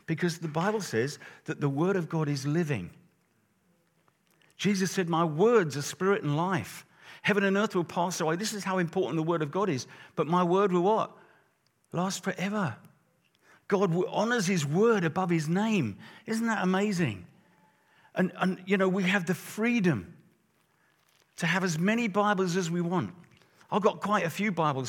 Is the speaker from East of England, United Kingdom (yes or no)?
yes; Luton, East of England, United Kingdom; I'm from Luton, so that's not far from London.